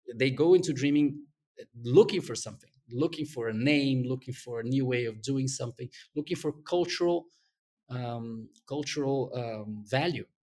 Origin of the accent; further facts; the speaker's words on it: Brazil; English is a second language; moved away as an adult; I was gonna be sent back to Brazil